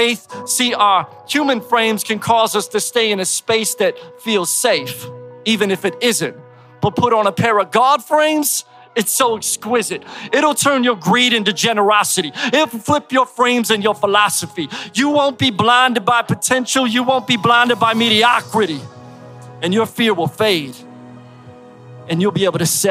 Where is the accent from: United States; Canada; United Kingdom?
United States; Philadelphia, Pennsylvania; accent: East Coast; also born or lived in Florida; now in Tampa, United States; I grew up in Philly